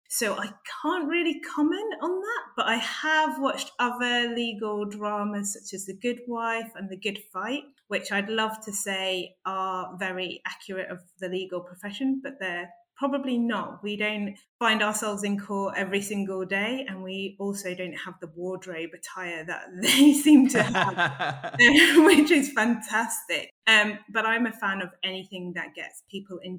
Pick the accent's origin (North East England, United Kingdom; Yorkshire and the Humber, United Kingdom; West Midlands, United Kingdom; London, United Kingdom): Yorkshire and the Humber, United Kingdom; I'm also from the north of England, which I'm incredibly proud of. I'm a Yorkshire lass